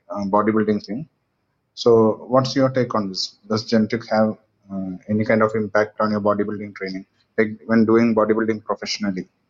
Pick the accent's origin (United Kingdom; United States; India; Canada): India; I'm from India